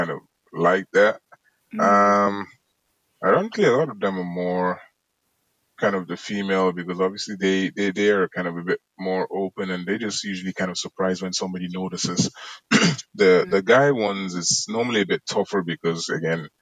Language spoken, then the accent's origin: English; Cork, Munster, Ireland; also born or lived in Galway; I grew up in Cork